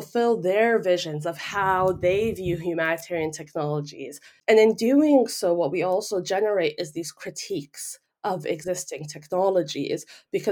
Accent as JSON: {"language": "English", "country": "Lebanon", "moved": "yes", "said": "I am from Lebanon"}